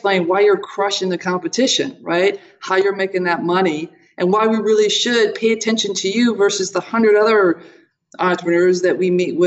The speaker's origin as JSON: {"language": "English", "town": "Toledo", "region": "Ohio", "country": "United States", "tie": "born or raised there", "said": "I was born in Toledo, Ohio, Buckeye State"}